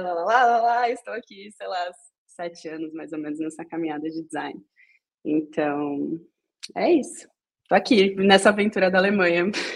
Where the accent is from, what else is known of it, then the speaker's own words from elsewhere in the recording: São Paulo, Brazil; moved away as an adult; now in Berlin, Germany; nascida e criada em São Paulo, é, na região ali de Jabaquara e arredores